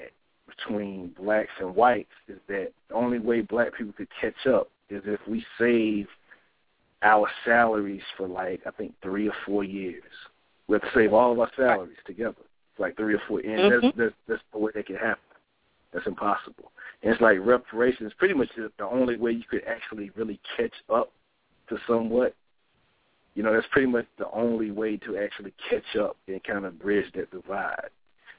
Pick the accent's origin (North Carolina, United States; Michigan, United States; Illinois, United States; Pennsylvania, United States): North Carolina, United States; Laurinburg; my hometown of Laurinburg